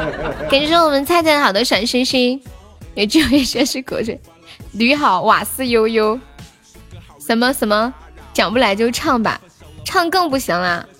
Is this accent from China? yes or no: yes; Sichuan, China; accent: Sichuanese; 我是四川的，他们喊我用四川话直播